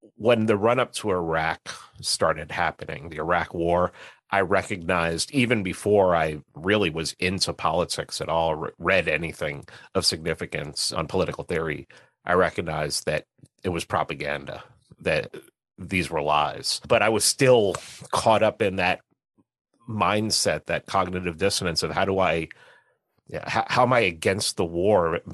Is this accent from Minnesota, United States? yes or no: no; New York City, New York, United States; moved away as an adult; also born or lived in Atlanta; I grew up in New York City. I lived in Atlanta for seventeen years